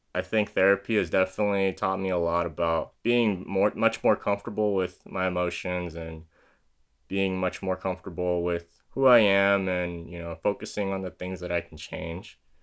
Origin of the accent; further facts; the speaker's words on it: San Diego, California, United States; born and raised in San Diego, California, is where I'm currently living